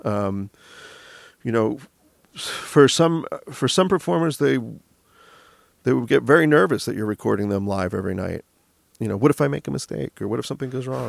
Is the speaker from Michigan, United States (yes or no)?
yes; Michigan, United States; now in Los Angeles, United States; we're from Michigan